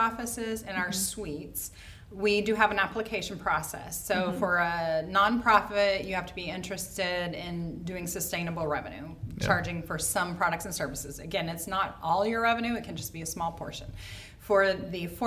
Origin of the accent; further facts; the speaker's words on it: Oklahoma, United States; moved away as an adult; now in Indianapolis, United States; I'm not from here. I'm from Oklahoma. I have lived here 12 years